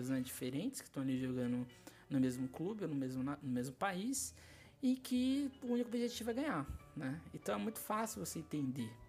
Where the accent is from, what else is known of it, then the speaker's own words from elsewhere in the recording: Brazil; Um de um aspecto de competição, de que somos brasileiros, somos só, e o time joga pela gente, né?